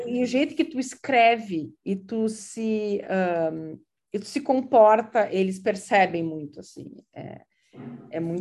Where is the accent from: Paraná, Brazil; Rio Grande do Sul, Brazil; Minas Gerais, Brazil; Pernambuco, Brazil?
Rio Grande do Sul, Brazil; Uruguaiana; first language Portuguese; moved away as an adult; also born or lived in Porto Alegre, Brazil / southern Brazil; now in Providence, United States; Eu eu sou natural de Uruguaiana, mas morei por muito tempo em vários lugares do Sul